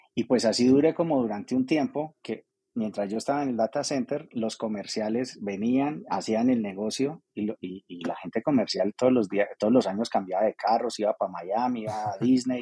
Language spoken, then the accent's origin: Spanish; Armenia, Quindío, Colombia; moved away as an adult; los que salimos de Armenia hace unos años a eso, a estudiar y a trabajar y a desarrollarnos